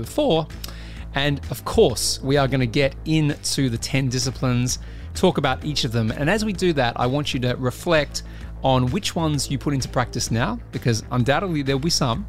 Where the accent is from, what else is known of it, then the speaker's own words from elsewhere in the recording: Australia; now in United Kingdom; I'm an Australian living in the UK.